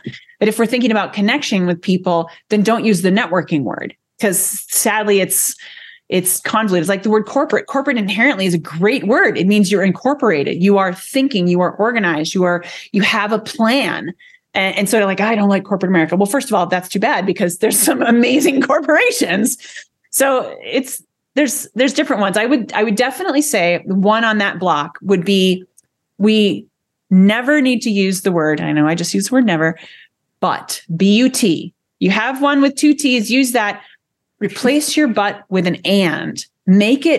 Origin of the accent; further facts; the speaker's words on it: United States; American language, I call it American because we're not English